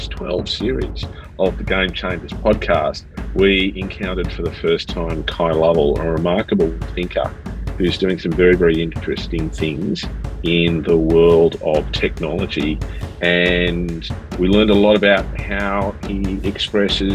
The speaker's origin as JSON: {"language": "English", "town": "Sydney", "region": "New South Wales", "country": "Australia", "tie": "born or raised there", "moved": "yes", "said": "I'm back in my hometown of Sydney this week, visiting some clients and seeing my family"}